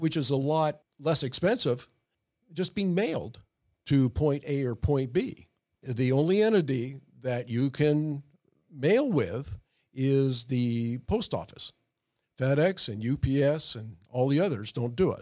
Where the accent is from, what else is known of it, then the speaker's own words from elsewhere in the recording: Oshawa, Ontario, Canada; now in Sacramento, United States; I was born in Oshawa, Ontario, Canada